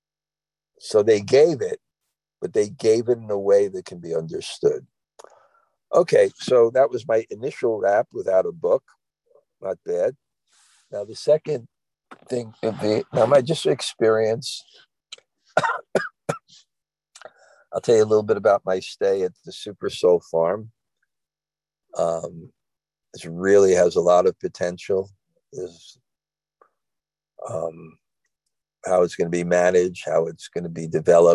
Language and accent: English; New York City, New York, United States; I'm from Brooklyn